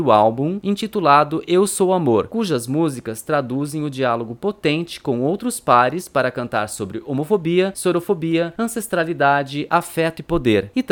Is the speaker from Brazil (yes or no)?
yes; Alagoinhas, Bahia, Brazil; moved away as an adult; now in Salvador, Brazil; eu sou natural de Alagoinhas, uma cidade que fica no interior da Bahia